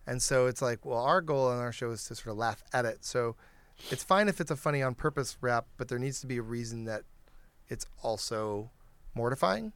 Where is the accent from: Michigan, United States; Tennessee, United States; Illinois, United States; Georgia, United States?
Michigan, United States; Detroit; I grew up in Detroit.